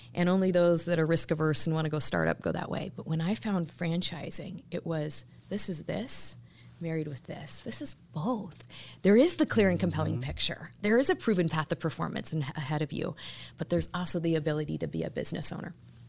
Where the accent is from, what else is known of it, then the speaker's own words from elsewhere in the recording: Lincoln, Nebraska, United States; I grew up in Lincoln, went to school at Liberty University, also University of Nebraska-Lincoln.